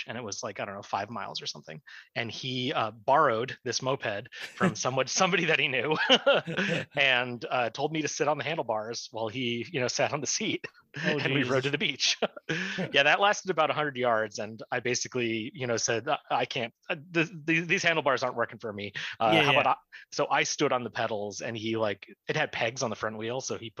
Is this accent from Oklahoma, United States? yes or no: no; Oregon, United States; born or raised there; moved away as an adult; also born or lived in Scotland / California / Cleveland / Seattle; now in Ann Arbor, United States